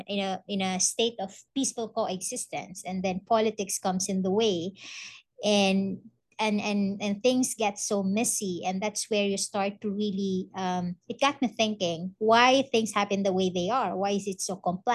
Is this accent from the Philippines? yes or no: yes; Kauswagan, Northern Mindanao, Philippines; I was born and raised here in Mindanao, particularly in what used to be a conflict zone in Kauswagan, in the northern part of Lanao. It's the coastal area